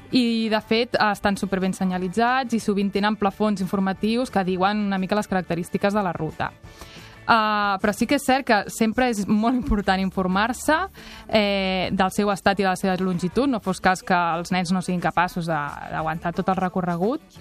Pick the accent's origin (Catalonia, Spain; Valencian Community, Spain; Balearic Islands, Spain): Catalonia, Spain; Maresme; ja que vinc del Maresme